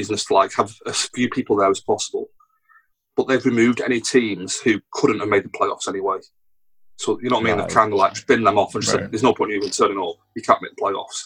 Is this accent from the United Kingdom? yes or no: yes; England, United Kingdom; I'm talking as an Englishman